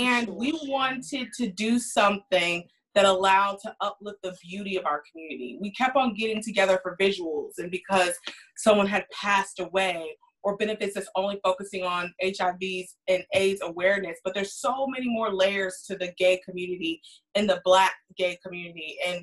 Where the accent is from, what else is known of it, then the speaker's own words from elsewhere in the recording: Texas, United States; moved away as an adult; also born or lived in Washington, D.C.; now in Prince George's County, Maryland, United States; we met down south where I'm from. … I'm from Texas. And one of the reasons we even decided to move here to Prince George's County and move up north